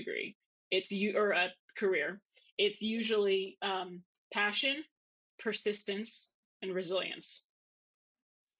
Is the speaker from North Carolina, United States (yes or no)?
no; San Antonio, Texas, United States; moved away as an adult; also born or lived in Columbus, Ohio; now in Dublin, Ohio, United States; That's in San Antonio, Texas. That's where I'm from